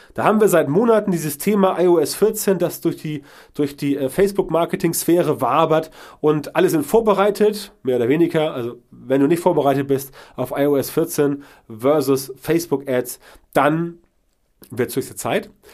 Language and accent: German; Germany; bei uns in Deutschland